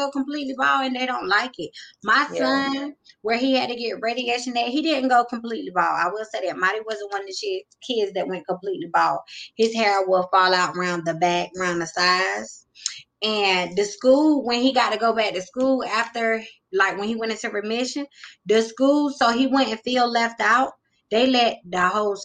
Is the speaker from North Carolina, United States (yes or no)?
yes; North Carolina, United States; also born or lived in Greenville, North Carolina; I'm from North Carolina. I reside in a little city called Greenville